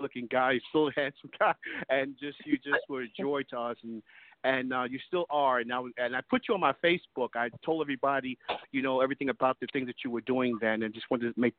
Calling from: Brooklyn, New York, United States; Hey, Lillo, this is your friend … from Brooklyn, New York.

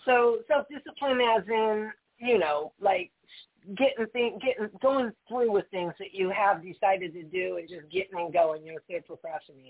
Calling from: Wisconsin, United States; I am calling from Wisconsin

